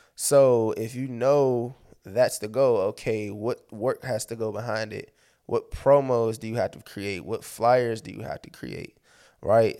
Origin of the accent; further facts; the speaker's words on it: Landover, Maryland, United States; I'm from Maryland. I'm based out of Maryland